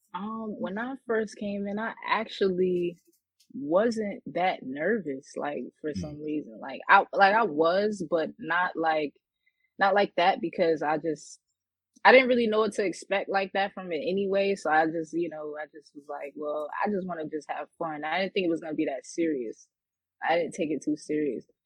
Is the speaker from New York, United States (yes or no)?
yes; New York City, New York, United States; I'm from Queens, New York.